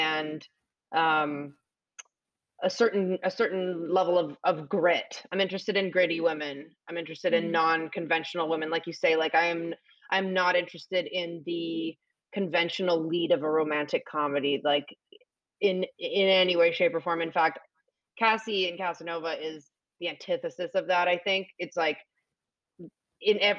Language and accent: English; Canada; accent: Canadian; moved away; I'm Canadian